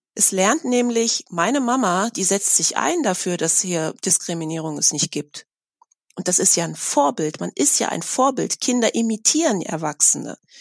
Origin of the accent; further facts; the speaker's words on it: Germany; ich bin in Deutschland seit meiner Geburt